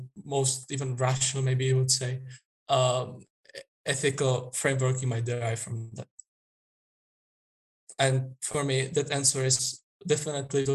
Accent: Czechia; I'm from Czech Republic. It's in the heart of Europe.

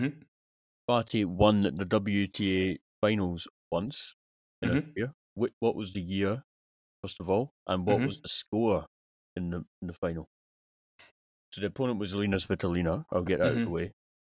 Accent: United Kingdom

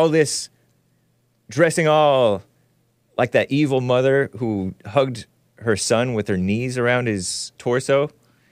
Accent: United States; I'm a Native American because I was born in America. To American parents who were born in America to American parents.

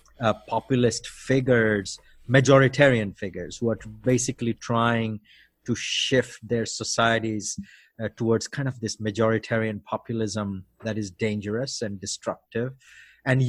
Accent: Cuttack, Odisha, India; first language Odia; English is a second language; moved away as an adult; now in United States; But we mostly grew up in Odisha

